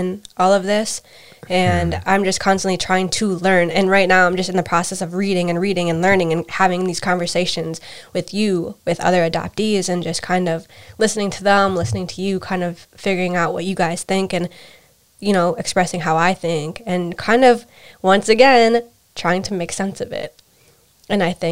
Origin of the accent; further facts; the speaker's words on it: United States; I was raised in America